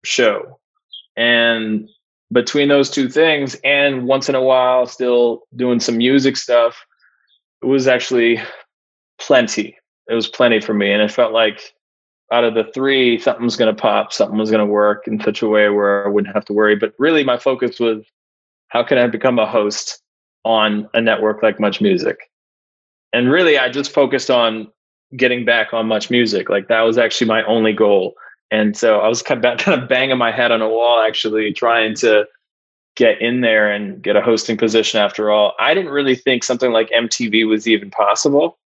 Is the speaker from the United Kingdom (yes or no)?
no; Ottawa, Ontario, Canada; my hometown in Ottawa